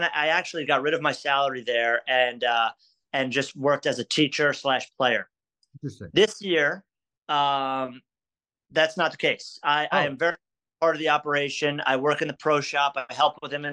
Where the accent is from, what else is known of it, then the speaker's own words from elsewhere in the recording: Westchester, New York, United States; I'm from Westchester